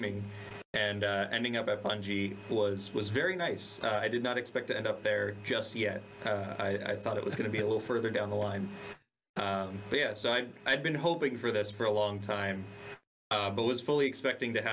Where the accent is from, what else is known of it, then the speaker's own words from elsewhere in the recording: Coral Springs, Florida, United States; I grew up in South Florida in a little like suburban town called Coral Springs